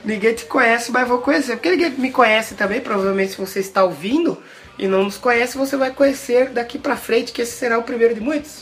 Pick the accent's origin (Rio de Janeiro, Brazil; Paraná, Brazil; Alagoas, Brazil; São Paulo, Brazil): São Paulo, Brazil; Rio das Pedras; a gente é do interior